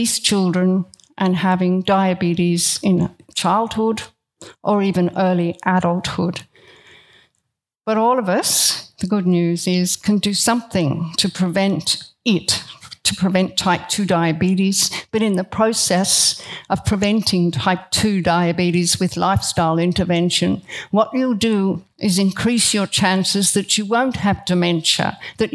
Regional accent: Australia; I am Australian and very proud to be Australian

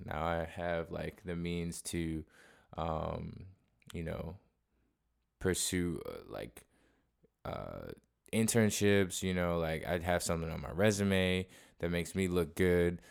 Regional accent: Cleveland, Ohio, United States; moved away; I'm actually originally from Cleveland, Ohio

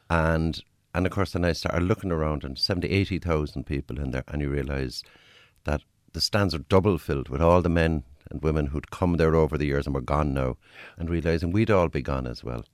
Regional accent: Cork, Munster, Ireland; where I grew up in Cork

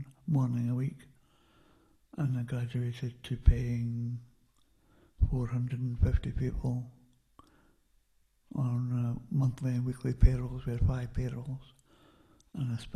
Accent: Lower Largo, Scotland, United Kingdom; also born or lived in Perth, Scotland / Kinross, Scotland; we moved to Lower Largo in the south of Fife when I was 8, and I grew up there for 13 years

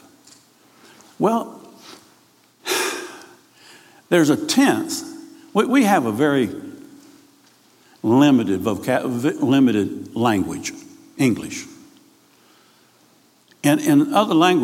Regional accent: Key West, Florida, United States; I was raised in Key West.

